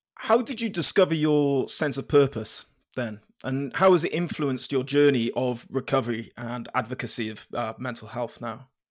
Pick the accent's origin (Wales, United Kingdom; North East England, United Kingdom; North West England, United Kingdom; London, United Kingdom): Wales, United Kingdom; Penarth; I'm from Penarth down in South Wales